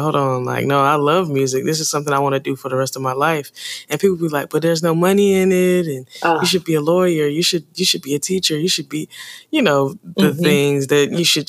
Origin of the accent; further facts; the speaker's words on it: Charlotte, North Carolina, United States; I'm from Charlotte, North Carolina. Well, I've been here for most of my life